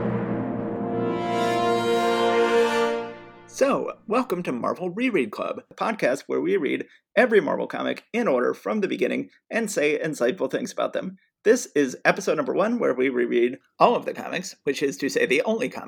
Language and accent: English; Atlanta, Georgia, United States; we were born and raised in Atlanta, Georgia